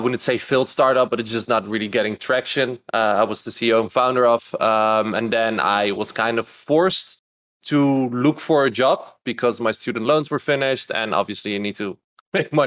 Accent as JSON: {"language": "English", "country": "Netherlands", "also_born_or_lived": "Louisville, Kentucky", "moved": "as an adult", "said": "I'm Dutch from the Netherlands. Don't live there anymore"}